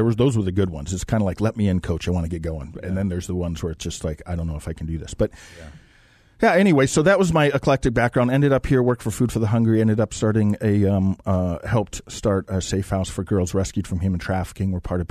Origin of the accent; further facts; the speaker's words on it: Montana, United States; Well, I grew up in Montana, rural Montana.